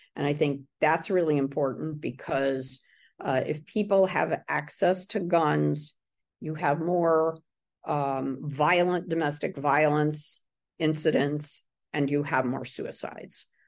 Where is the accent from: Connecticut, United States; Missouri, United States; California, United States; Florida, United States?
Connecticut, United States; Middletown; my hometown of Middletown